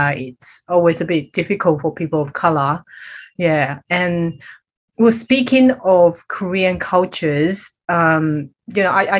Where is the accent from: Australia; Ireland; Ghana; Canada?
Australia; I grew up in Australia since I was 11.